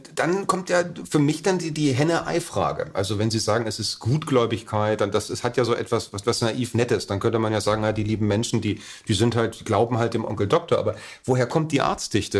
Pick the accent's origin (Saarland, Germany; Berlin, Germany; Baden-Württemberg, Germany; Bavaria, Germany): Berlin, Germany; Als Deutscher bin ich natürlich in erster Linie ein Berliner